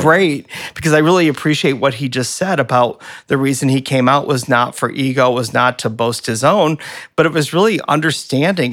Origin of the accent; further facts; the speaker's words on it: Flint, Michigan, United States; growing up in Flint